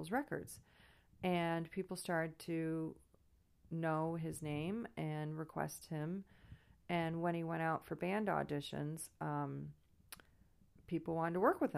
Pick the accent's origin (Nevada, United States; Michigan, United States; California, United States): Michigan, United States; Grosse Pointe; grew up in Grosse Pointe